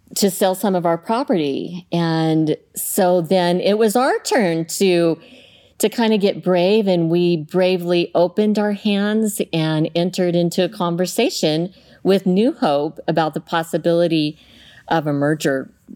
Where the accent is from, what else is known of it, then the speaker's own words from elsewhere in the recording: Southeast Colorado, United States; now in Clackamas, United States; I grew up in Southeast Colorado on a farm